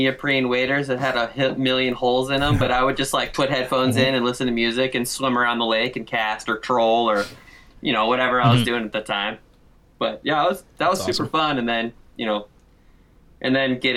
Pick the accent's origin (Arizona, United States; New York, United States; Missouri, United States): Arizona, United States; Scottsdale; I'm from Arizona. I'm from, like, a suburb of Phoenix called Scottsdale